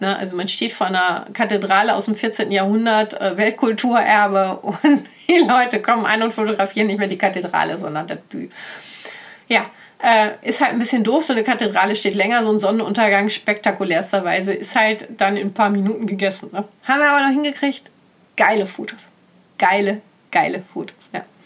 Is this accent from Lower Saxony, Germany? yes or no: no; Ruhr area, North Rhine-Westphalia, Germany; moved away; sind wir weitergefahren in den Ruhrport, in meine alte Heimat